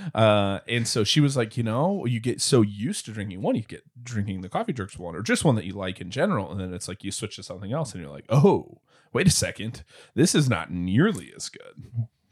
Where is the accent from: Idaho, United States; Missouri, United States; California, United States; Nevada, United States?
Missouri, United States; Springfield; I grew up in Springfield, Missouri